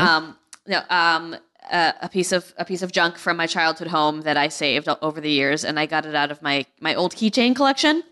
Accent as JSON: {"language": "English", "region": "New England", "country": "United States", "tie": "born or raised there", "said": "I'm super, like, Yankee. Like, I grew up in New England"}